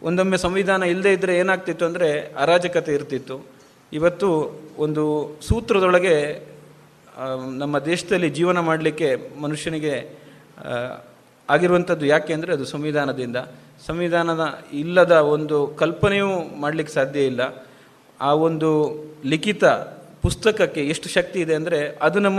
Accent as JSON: {"language": "Kannada", "area": "Madakatte / Kalladka / Vitla", "region": "Karnataka", "country": "India", "tie": "born or raised there", "said": "ಮಾದಕಟ್ಟೆ ಹಿರಿಯ ಪ್ರಾಥಮಿಕ ಶಾಲೆ ಅಂತ ಈ ಥರ ಅದಾದ ನಂತರ ಕಲ್ಲಡ್ಕ ಅದಾದ ನಂತರ ವಿಟ್ಲದಲ್ಲಿ ಪಿ ಯು ಸಿ ಮಾಡಿದೆ ಇಲ್ಲಿ ಲಾ ಮಾಡಿದೆ ಸೊ ನಮ್ಮ ಗ್ರಾಮೀಣ ಭಾಗದಿಂದ ಬಂದವರಿಗೆ"}